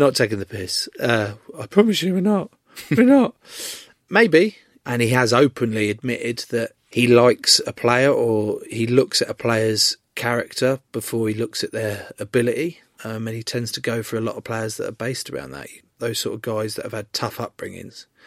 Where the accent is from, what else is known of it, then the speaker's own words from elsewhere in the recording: England, United Kingdom; as an English rugby player